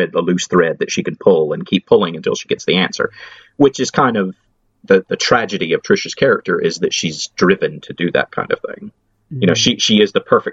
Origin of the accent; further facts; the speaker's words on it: United States; I'm American